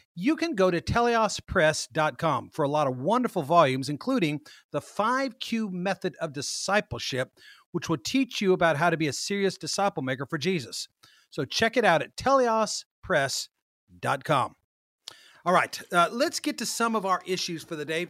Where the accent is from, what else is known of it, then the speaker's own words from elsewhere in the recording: Kansas, United States; moved away; my old hometown of Kansas